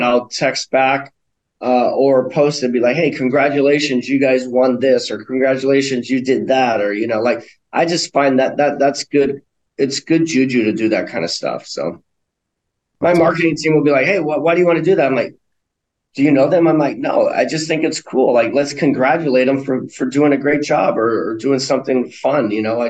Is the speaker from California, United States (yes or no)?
yes; North County, California, United States; also born or lived in Hawaii / Maui; now in Denver, United States; I grew up in North County, so my parents still have a house in Escondido.